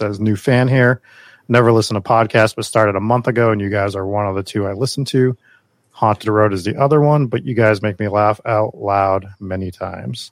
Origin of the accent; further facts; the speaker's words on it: Massachusetts, United States; we're from Massachusetts where we don't pronounce anything as it's spelled